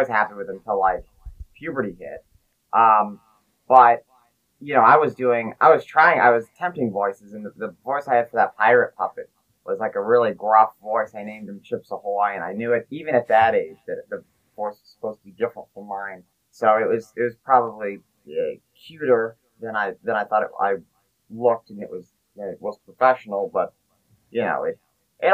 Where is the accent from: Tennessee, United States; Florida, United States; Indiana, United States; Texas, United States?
Texas, United States; Dallas; also born or lived in Plano, Texas / Frisco, Texas; I'm from Dallas, Texas. I live in the Plano, Frisco area.